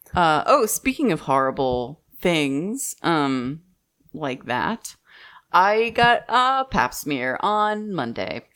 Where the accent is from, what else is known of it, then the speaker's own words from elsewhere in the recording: Midwest, United States; moved away; also born or lived in Texas; I'm from the Midwest